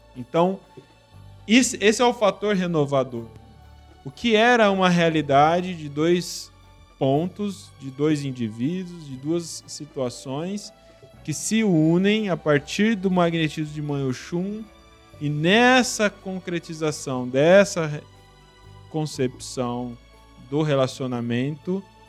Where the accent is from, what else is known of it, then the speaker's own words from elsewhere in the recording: Brazil; somos brasileiros